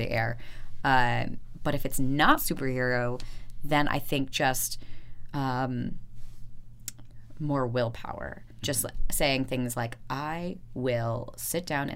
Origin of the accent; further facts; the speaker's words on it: Florida, United States; also born or lived in Chicago, Illinois; I was born in Chicago, Illinois, and when I was 3 months old, we moved down to Florida because my grandmother was living down there and was diagnosed with cancer, and it was one of those things where we thought we'd go for a couple months and then never left. Yeah. And so I grew up in a small beach town in Florida